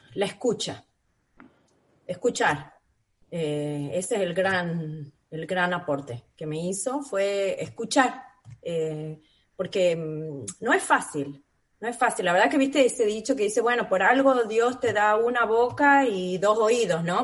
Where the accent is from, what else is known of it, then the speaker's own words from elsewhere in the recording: San Miguel de Tucumán, Tucumán, Argentina; moved away as an adult; also born or lived in Buenos Aires; now in Australia; soy tucumana, eh, nacida y criada en Tucumán, en San Miguel, mi familia toda está allá.